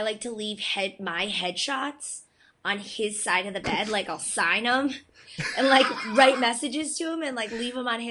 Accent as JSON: {"language": "English", "town": "Cooperstown", "region": "New York", "country": "United States", "tie": "born or raised there", "also_born_or_lived": "South Korea", "moved": "as an adult", "lives_now": "Los Angeles, United States", "said": "I'm originally from Cooperstown, New York"}